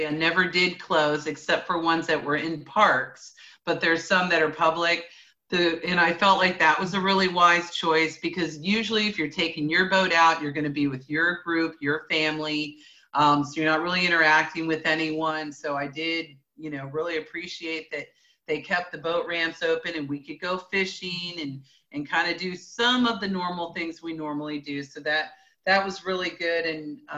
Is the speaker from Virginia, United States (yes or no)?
no; Clearwater, Florida, United States; I grew up on Clearwater Beach.